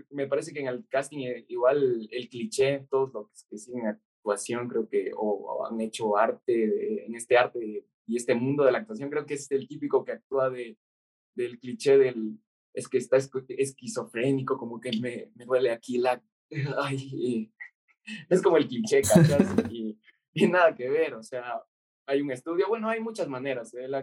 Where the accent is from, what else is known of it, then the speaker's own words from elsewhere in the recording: Ecuador; moved away as an adult; soy de Ecuador